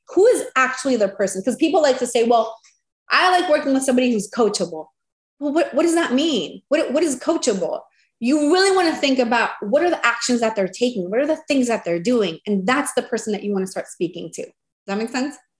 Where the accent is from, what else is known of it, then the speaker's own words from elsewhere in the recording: Venezuela; moved away as an adult; now in United States; And then in 2015, we came to the US. I'm originally from Venezuela